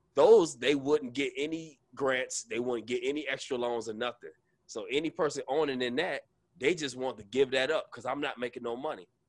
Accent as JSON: {"language": "English", "region": "Arkansas", "country": "United States", "tie": "born or raised there", "said": "We was born in Arkansas"}